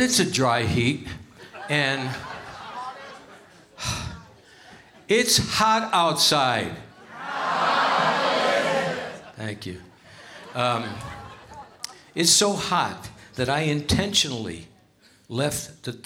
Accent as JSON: {"language": "English", "town": "Hartford", "region": "Connecticut", "country": "United States", "tie": "born or raised there", "moved": "yes", "lives_now": "Las Vegas, United States", "said": "Hartford, Connecticut, my hometown"}